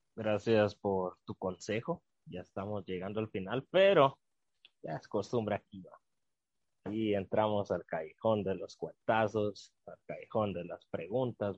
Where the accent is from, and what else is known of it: Guatemala